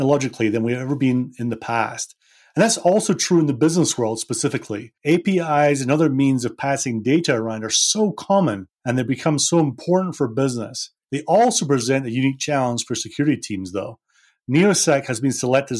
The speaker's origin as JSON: {"language": "English", "region": "Scotland", "country": "United Kingdom", "said": "I'm a sales guy and I'm from Scotland"}